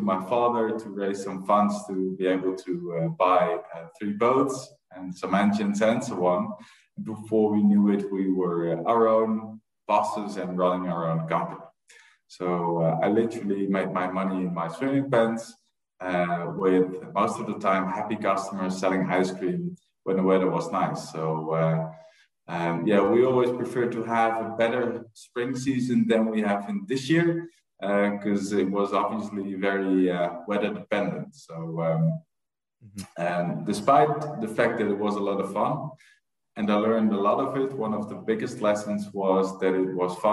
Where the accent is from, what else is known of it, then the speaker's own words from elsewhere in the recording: Leimuiden, South Holland, Netherlands; I was born and raised in a small village called Leimuiden, which is close to Amsterdam.